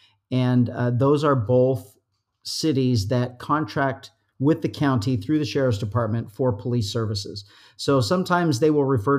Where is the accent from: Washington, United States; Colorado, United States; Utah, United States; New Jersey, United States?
Utah, United States; moved away as an adult; now in California, United States; I love it here. I've been here since 1989. I'm a transplant from Utah